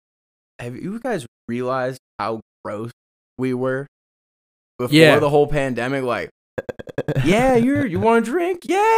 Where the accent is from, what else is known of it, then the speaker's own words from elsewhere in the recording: Chicago area, Illinois, United States; moved away as an adult; now in Colorado, United States; From a small town on the outskirts of Chicago, so the suburbs.